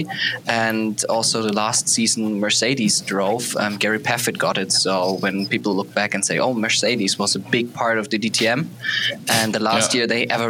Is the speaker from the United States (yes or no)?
no; Germany; English is a second language; I'm from Germany